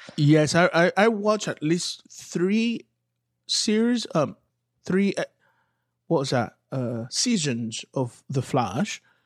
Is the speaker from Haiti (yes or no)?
yes; Haiti; moved away; being from Haiti, growing up in Haiti